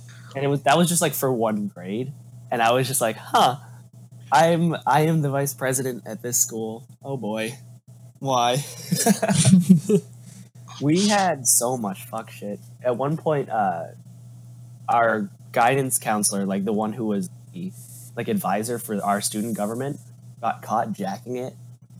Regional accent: Massachusetts, United States; I grew up in Massachusetts

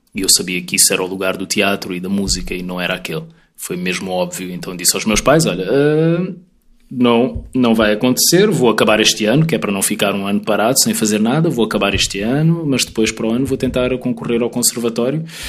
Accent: Mozambique; also born or lived in Portugal; now in Lisbon, Portugal; nós os dois somos moçambicanos, eu e o Bruno somos uhum. moçambicanos

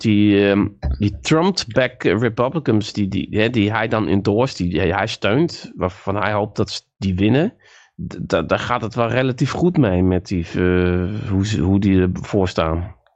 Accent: North Brabant, Netherlands; also born or lived in Friesland; ik kwam dan uit Brabant

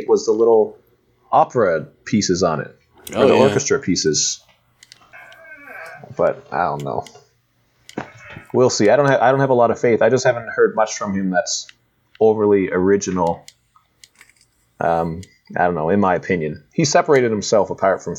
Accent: Nova Scotia, Canada; I'm from Canada

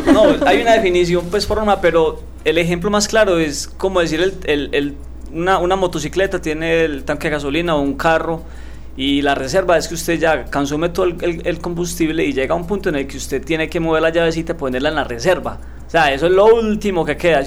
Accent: Andes, Antioquia, Colombia; moved away as an adult; now in Medellín, Colombia; yo soy de Andes, eh, me vine a estudiar acá a Medellín en el año 2001

